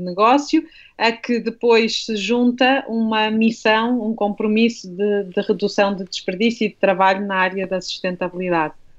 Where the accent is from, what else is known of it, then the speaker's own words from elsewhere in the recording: Minho, Portugal; now in Lisbon, Portugal; eu sou minhota, eu venho de uma família, quer do lado materno, quer do lado paterno, de longas gerações de lavradores